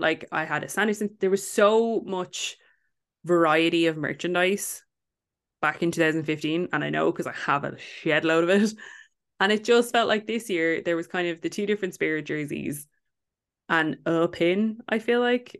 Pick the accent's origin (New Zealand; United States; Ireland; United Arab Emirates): Ireland; we're from Ireland